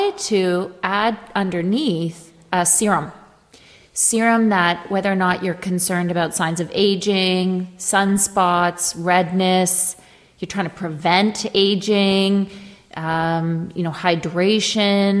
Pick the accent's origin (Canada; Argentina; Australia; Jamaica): Canada; I'm Canadian